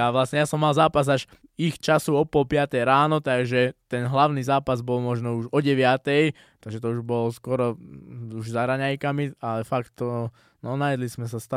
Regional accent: Slovakia; dostal som sa do UFC ako prvý Slovák, je to fakt úspech veľký, aj pre mňa, aj pre celé Slovensko.

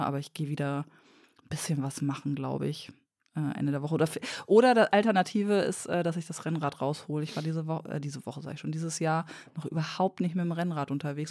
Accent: Lower Saxony, Germany; Ich bin Niedersächsin

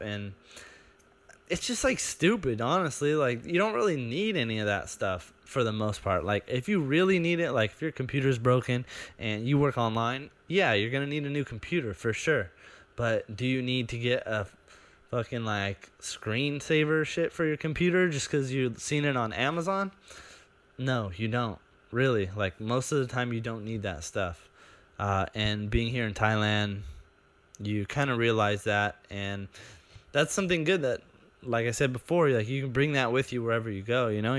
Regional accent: United States; moved away; as an American

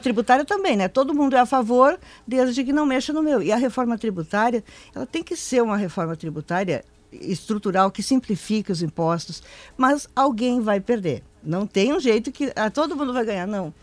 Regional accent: Passo Fundo, Rio Grande do Sul, Brazil; moved away; Nasci lá, eu sou da Grande Passo Fundo.

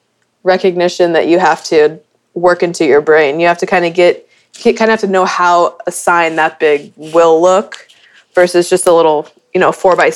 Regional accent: Midwest, United States; also born or lived in Dallas; now in Kansas City, United States; So it was more of growing up in the Midwest, I kind of moved to Dallas on a whim, not knowing what I was getting myself into.

